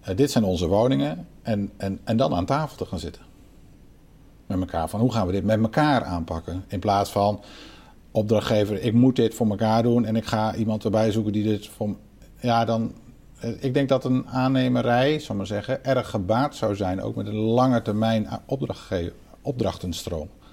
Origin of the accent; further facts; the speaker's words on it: Netherlands; wij als Nederlanders